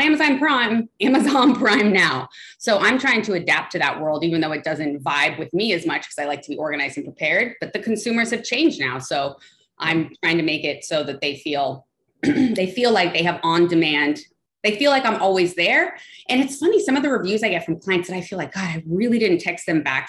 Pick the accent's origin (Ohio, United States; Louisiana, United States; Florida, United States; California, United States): California, United States; Los Angeles; I am born and raised in Los Angeles